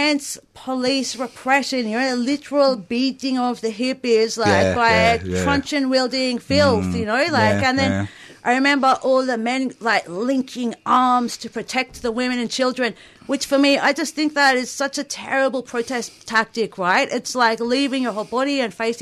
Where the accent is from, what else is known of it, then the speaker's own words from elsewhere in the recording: Sunshine Coast, Queensland, Australia; I grew up in Queensland, well, not the Queensland